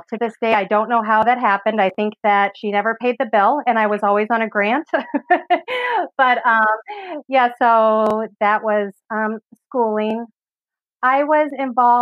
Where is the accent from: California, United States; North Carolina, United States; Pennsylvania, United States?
California, United States; Los Angeles; moved away as an adult; now in Michigan, United States; But I grew up in California, so Southern California, San Fernando Valley